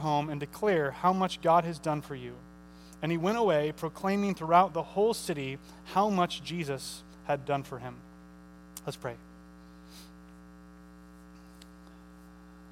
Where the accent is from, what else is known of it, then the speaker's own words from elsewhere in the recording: St. Charles, Missouri, United States; I usually say I'm from St. Charles. I'm from St. Charles, Missouri